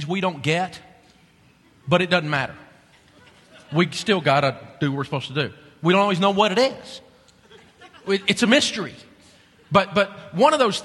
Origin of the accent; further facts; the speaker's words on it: Tennessee, United States; I'm from Tennessee